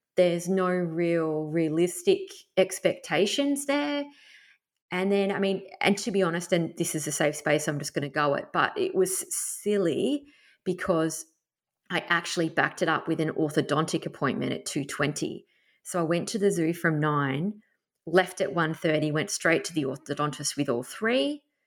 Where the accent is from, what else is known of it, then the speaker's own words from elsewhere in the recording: Tasmania, Australia; moved away; I grew up camping in Tassie